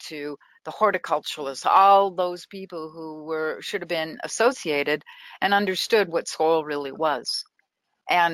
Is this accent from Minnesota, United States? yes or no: yes; Minnesota, United States; moved away as an adult; I grew up in Minnesota